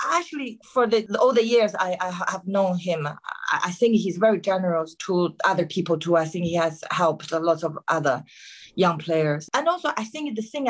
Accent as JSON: {"language": "English", "country": "China", "tie": "born or raised there", "moved": "yes", "said": "I grew up in China, when I was learning the guitar"}